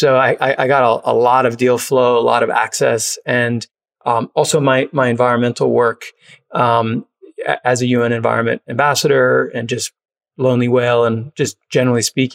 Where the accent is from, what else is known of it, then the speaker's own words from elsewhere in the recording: New York City, New York, United States; moved away as an adult; also born or lived in Los Angeles / Texas; now in Austin, United States; I grew up in New York.